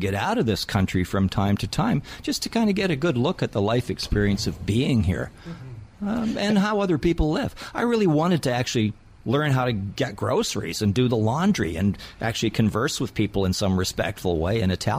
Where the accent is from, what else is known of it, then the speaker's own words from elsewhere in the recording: Toronto, Ontario, Canada; I love being in Toronto. I mean, it's my hometown. I emigrated here when I was a small child, and I grew up here.